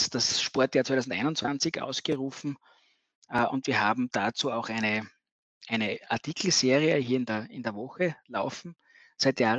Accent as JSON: {"language": "German", "region": "Bavaria", "country": "Germany", "said": "ich komme also vom Land, aus der Gegend Feldbach, Regensburg, äh, war da immer auch im, im Verein tätig"}